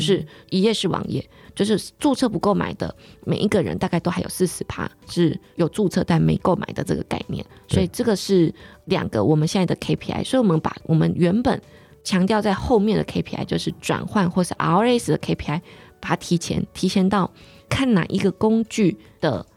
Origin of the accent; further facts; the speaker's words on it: Pingtung County, Taiwan; 因为我是屏东人嘛，所以我很小的时候我就想要去很远的地方